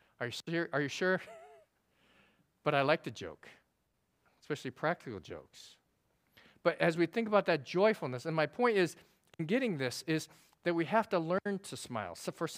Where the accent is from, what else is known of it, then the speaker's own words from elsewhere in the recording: South Korea; born there; Now, I was born in Korea, and if you know me, I'm kind of serious.